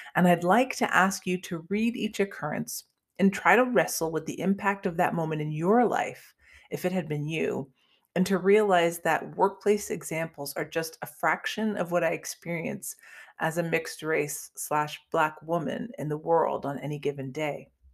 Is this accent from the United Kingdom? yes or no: no; Canada; moved away as an adult; now in United States; I grew up in Canada and moved to the United States a few years ago